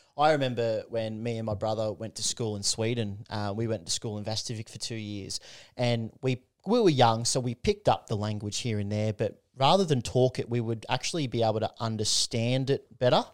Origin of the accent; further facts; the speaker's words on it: Newcastle, New South Wales, Australia; it makes me proud to be a Novocastrian, like from Newcastle, from the Hunter Valley area.